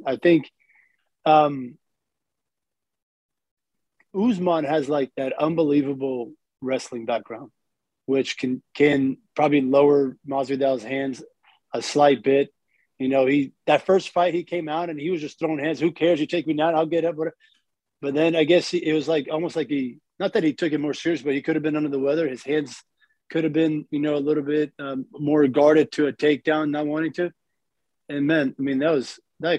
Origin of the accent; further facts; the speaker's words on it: Miami, Florida, United States; I grew up in Miami. I grew up, you know, around the Purine area where, you know, all those Kimbo Slice fights were from.